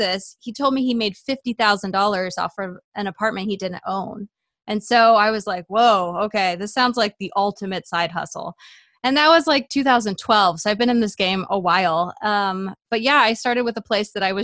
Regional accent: Hawaii, United States; moved away; I grew up in Hawaii

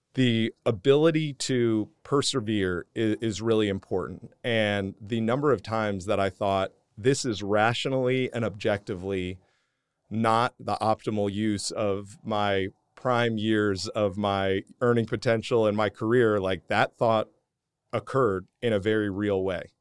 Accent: New Jersey, United States; moved away as an adult; also born or lived in Houston, Texas; growing up in New Jersey

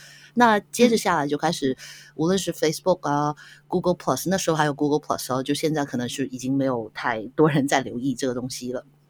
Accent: Hong Kong

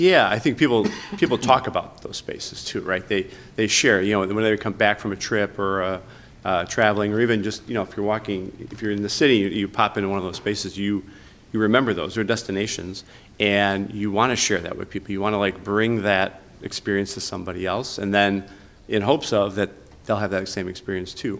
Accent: Chicago, Illinois, United States; I grew up on Southwest Side, just like near Midway Airport

